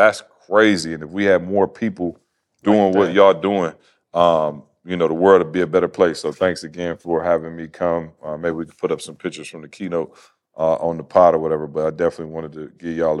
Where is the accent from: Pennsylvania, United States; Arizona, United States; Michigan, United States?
Michigan, United States; Lansing; now in Georgia, United States; I'm from Lansing